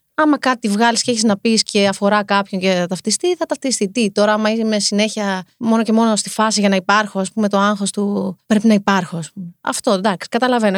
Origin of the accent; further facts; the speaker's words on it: Heraklion, Crete, Greece; moved away as an adult; also born or lived in United States; now in Athens, Greece; Και μετά κατεβήγαμε στο Ηράκλειο